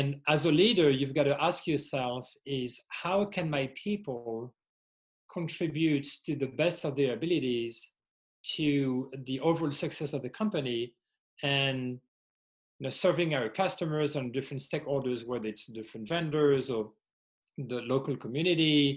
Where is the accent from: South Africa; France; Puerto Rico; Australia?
France; English is a second language; also born or lived in Indiana, United States; now in Arizona, United States; my accent is not native from the U.S., originally from France